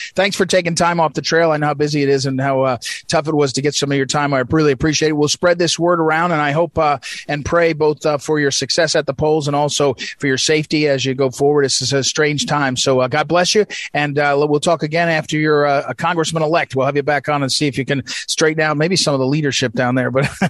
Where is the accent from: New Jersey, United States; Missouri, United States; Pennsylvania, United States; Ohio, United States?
Missouri, United States; St. Louis; But when you look at the school system, it's a system that's broken, especially, I'm from St. Louis, especially for black kids in the cities, right?